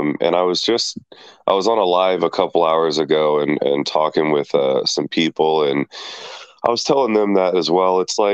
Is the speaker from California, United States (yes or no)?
yes; California, United States; I'm from Cali, good old California